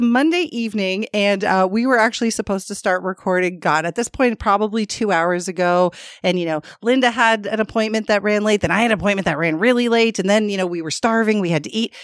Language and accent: English; Canada; I'm Canadian